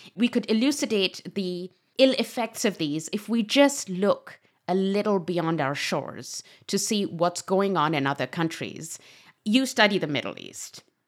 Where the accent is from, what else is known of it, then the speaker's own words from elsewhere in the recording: Pakistan; moved away; I come from Pakistan